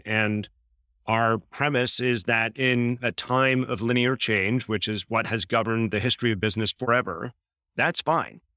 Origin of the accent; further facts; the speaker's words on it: Canada; fellow Canadian